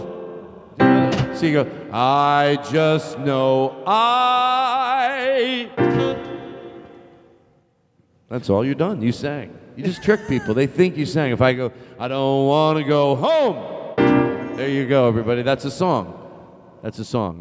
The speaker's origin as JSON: {"language": "English", "town": "Boston", "region": "Massachusetts", "country": "United States", "said": "I'm from Boston."}